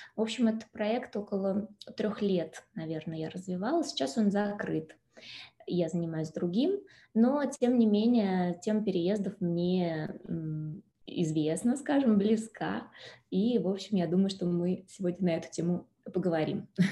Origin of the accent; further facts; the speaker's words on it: Moscow, Russia; moved away as an adult; now in Lugano, Switzerland; Родилась в Москве и жила в Москве